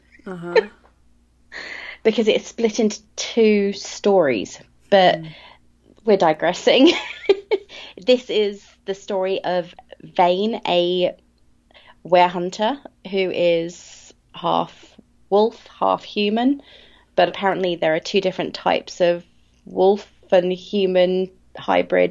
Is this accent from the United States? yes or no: no; United Kingdom; I am British, so we pronounce everything differently